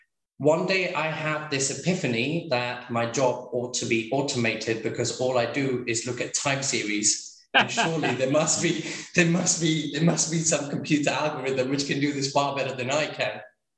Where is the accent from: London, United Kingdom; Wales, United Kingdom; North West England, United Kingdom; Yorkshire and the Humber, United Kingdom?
London, United Kingdom; also born or lived in India; I was born in London, but I've lived between India and the UK. Whilst I was doing my schooling.